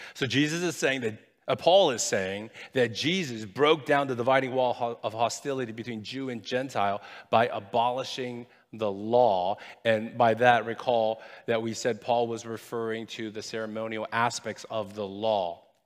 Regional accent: United States; I'm Chinese by ethnicity. I'm American by nationality, and I'm proud of being both

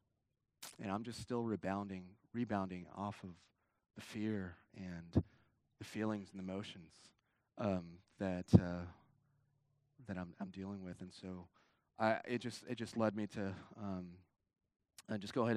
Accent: California, United States; now in Houston, United States; I'm from California

